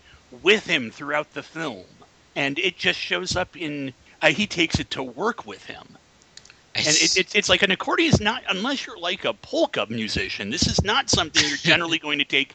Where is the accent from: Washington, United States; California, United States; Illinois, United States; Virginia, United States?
Illinois, United States; Chicago; I come from the Chicago area.